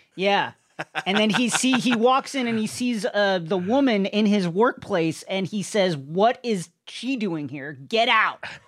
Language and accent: English; New York City, New York, United States; now in Los Angeles, United States; I will admit my bias as a New Yorker